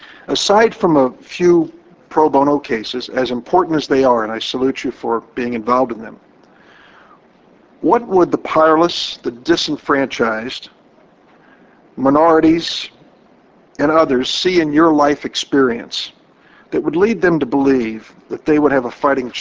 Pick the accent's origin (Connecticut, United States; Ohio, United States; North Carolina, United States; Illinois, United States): Illinois, United States; In my home state of Illinois, we have a law called the Illinois Health Maintenance Organization Act.